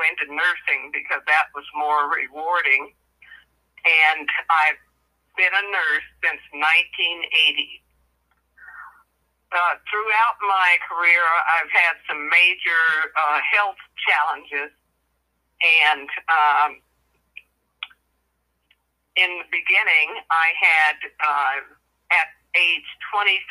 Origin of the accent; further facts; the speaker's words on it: Midwest, United States; I'm from the Midwest in the United States.